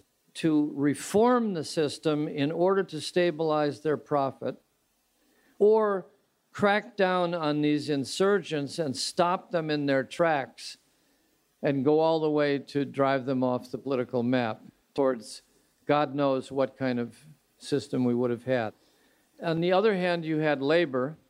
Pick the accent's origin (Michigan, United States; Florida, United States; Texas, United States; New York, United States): Michigan, United States; Royal Oak or Hamtramck; my hometown of Royal Oak or Hamtramck